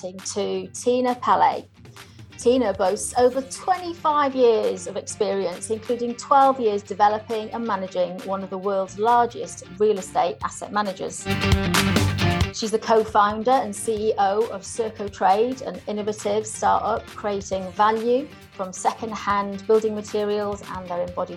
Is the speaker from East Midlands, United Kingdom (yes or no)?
no; North Wales, United Kingdom; moved away as an adult; I grew up in North Wales